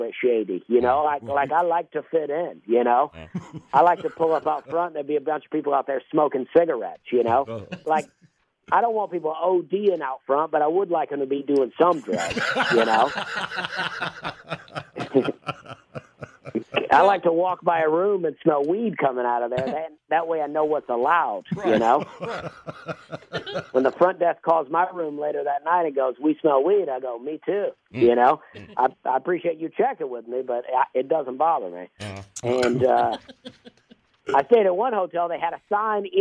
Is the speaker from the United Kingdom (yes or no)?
no; Alabama, United States; moved away; also born or lived in Charleston, South Carolina; I grew up in Alabama